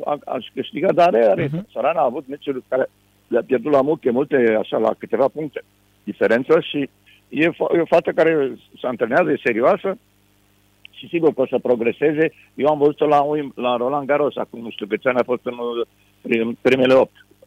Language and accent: Romanian; Bucharest, Romania; also born or lived in Constanța; m-am născut în București